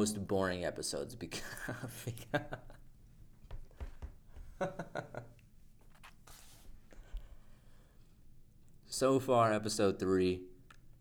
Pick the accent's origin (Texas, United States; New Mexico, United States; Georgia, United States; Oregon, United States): New Mexico, United States; Albuquerque; now in Littleton, United States; I moved from Albuquerque, and now I live in Littleton.